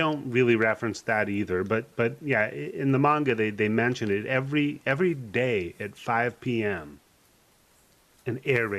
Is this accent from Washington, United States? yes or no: yes; Hermiston, Washington, United States; I grew up in Washington State, where watermelons are like a nickel a pound. Yeah, Hermiston.